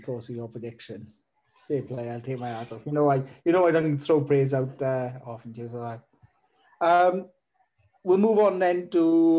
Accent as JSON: {"language": "English", "area": "Welsh", "region": "Wales", "country": "United Kingdom", "said": "being Welsh"}